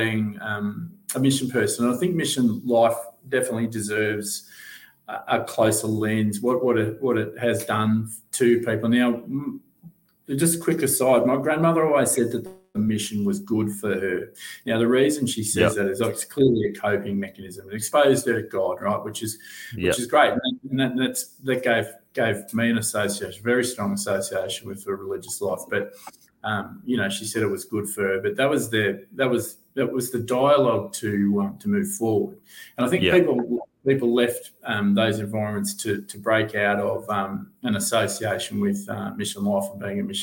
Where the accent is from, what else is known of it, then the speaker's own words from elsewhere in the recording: Sunshine Coast, Queensland, Australia; moved away; also born or lived in Coolangatta; when I was growing up on the Sunshine Coast